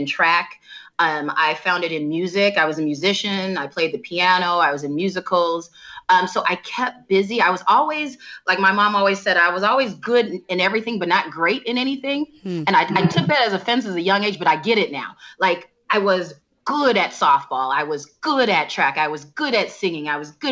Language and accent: English; Downers Grove, Illinois, United States; also born or lived in Chicago; I grew up in Donner's Grove, Illinois